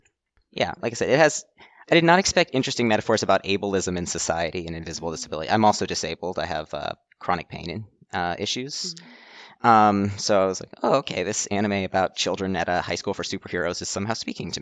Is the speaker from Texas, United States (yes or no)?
no; Oak Ridge, Tennessee, United States; I'm from Tennessee originally. It's like the third largest, it's next door to the third largest city in the state, and it's just, there's nothing there.